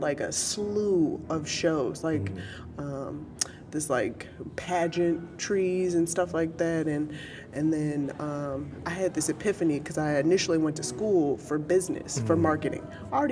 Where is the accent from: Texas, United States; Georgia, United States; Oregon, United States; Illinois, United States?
Illinois, United States; Chicago; I'm originally from Chicago